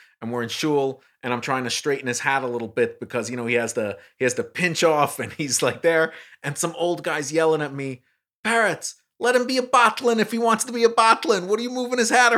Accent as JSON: {"language": "English", "region": "New York", "country": "United States", "said": "I'm a New Yorker"}